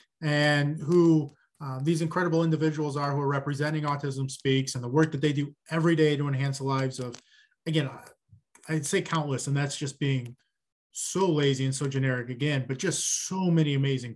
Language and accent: English; Midwest, United States; I'm from the Midwest